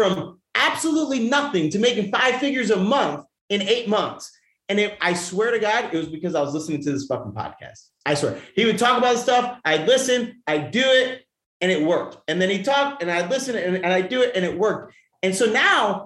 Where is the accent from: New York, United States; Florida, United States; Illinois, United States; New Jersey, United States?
New York, United States; moved away; I'm from New York